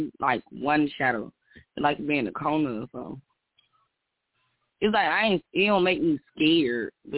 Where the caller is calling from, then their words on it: Alabama, United States; I'm calling from Alabama.